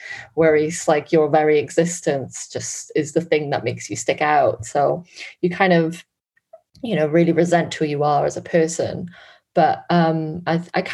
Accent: Wales, United Kingdom; accent: Welsh Valleys; now in London, United Kingdom; growing up in Wales, you know, I have a very Welsh accent, a very Valleys accent

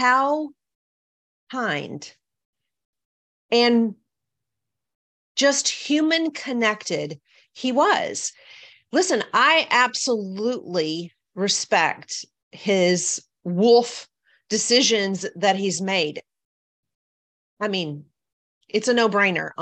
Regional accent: the South, United States; I'm from the South. I'm used to people being nice

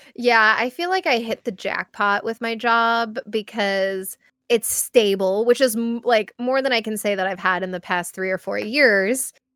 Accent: United States; as an American

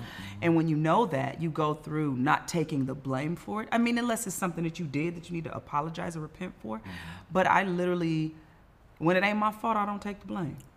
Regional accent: Inglewood, California, United States; from Inglewood in my mind. Sometimes still in a two bedroom apartment with all my siblings, hoping and dreaming that I could sing one day.

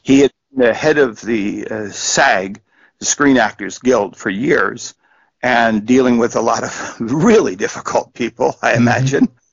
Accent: New Jersey, United States; moved away; I grew up in New Jersey. You know, that's where I was from.

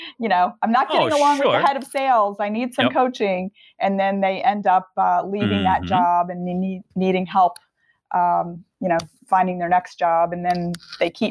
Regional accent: Delaware, United States; now in Chicago area, United States; I grew up in Delaware, rural, like surrounded by farms. It was not too far from the ocean.

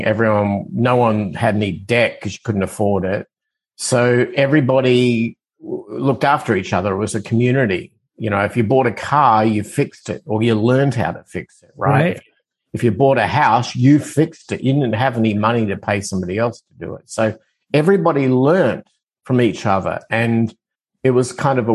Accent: Adelaide, South Australia, Australia; accent: Australian; moved away as an adult; now in United States; I'm originally from Australia, as my accent tends to give it away, but I migrated to the United States when I was 25

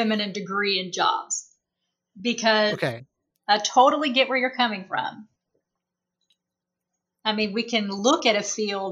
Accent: the South, United States; moved away as an adult; now in Las Vegas, United States; I'm from the South.

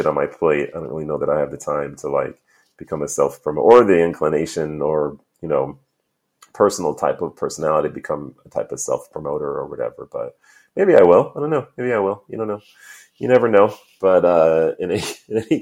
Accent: New York, United States; also born or lived in Missouri; now in San Diego, United States; Most of my formative years, I grew up in New York

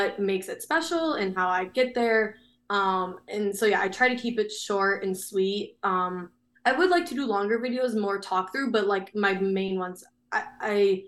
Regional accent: Chicago, Illinois, United States; I'm from Chicago

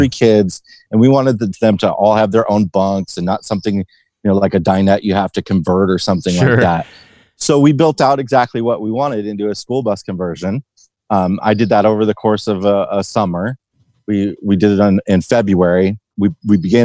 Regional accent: Western Illinois, United States; moved away as an adult; also born or lived in Chicago, Illinois; now in Arizona, United States; I lived in Chicago for 16 years, but I also grew up in Western Illinois

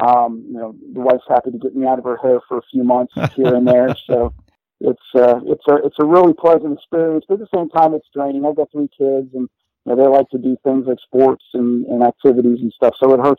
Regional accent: Florida, United States; moved away as an adult; also born or lived in Pittsburgh, Pennsylvania; my parents moved us to Florida early on. So from like 10 to I'd say about 20 or so, 22, I lived in Florida

